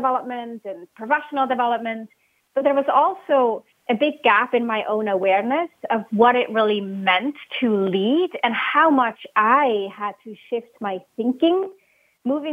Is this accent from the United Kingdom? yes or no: no; Switzerland; English is a second language; moved away; I was born and raised in Switzerland. You might pick up on my accent.